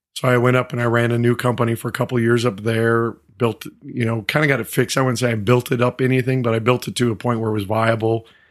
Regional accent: Montana, United States; moved away; I grew up in Montana. I grew up on a, in a small community, seventy-five hundred, uh, folks.

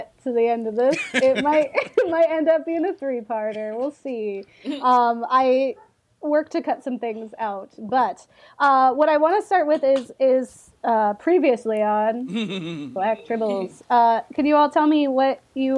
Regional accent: Florida, United States; I'm from Florida

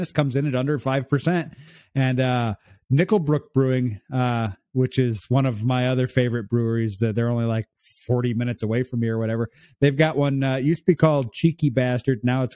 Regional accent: Illinois, United States; moved away as an adult; now in Canada; I'm originally from the States. I'm actually from Illinois. I moved up to Canada 3 years

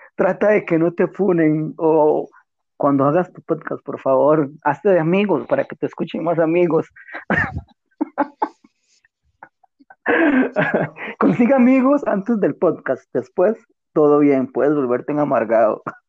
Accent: Costa Rica; somos de Costa Rica

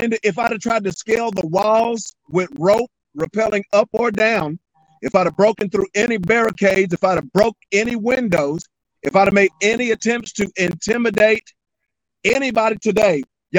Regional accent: Elizabethtown, Kentucky, United States; as young country boys growing up in Elizabethtown, Kentucky

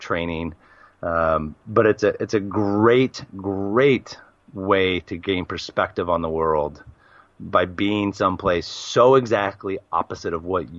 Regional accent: Portland, Oregon, United States; moved away as an adult; also born or lived in Australia / Japan; now in Al Ain, United Arab Emirates; Born and raised in Portland, Oregon

